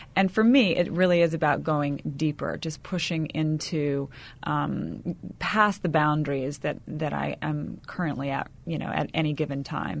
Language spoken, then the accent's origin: English; the South, United States; I come from you know the South where we put on a big smile and say everything's fine